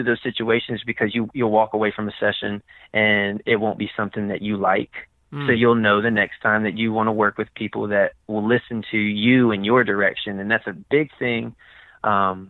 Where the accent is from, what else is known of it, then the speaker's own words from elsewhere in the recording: Virginia, United States; I came back to Virginia